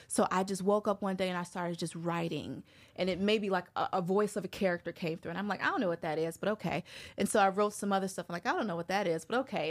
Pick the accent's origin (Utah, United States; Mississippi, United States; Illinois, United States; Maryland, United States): Illinois, United States; Chicago; moved away as an adult; now in Brooklyn, United States; was born and raised in Chicago. I actually moved here, well, moved to Brooklyn in twenty twelve